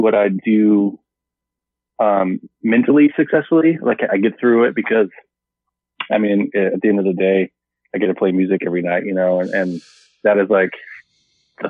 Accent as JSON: {"language": "English", "region": "Alaska", "country": "United States", "tie": "born or raised there", "moved": "yes", "said": "growing up in Alaska"}